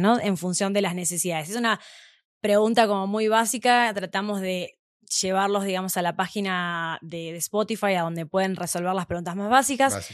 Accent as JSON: {"language": "Spanish", "country": "Argentina", "also_born_or_lived": "Mexico", "moved": "as an adult", "lives_now": "Mexico City, Mexico", "said": "soy argentina. Estoy viviendo acá hace ya seis meses aproximadamente"}